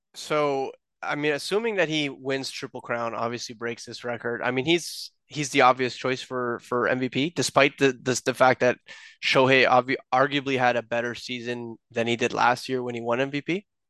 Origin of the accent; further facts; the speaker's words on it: Toronto, Ontario, Canada; we're from Toronto.